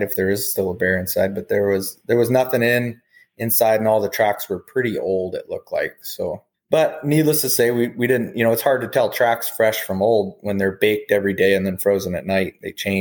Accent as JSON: {"language": "English", "town": "Wasilla", "region": "Alaska", "country": "United States", "tie": "born or raised there", "said": "born and raised in Alaska in the town I still reside, Wasilla."}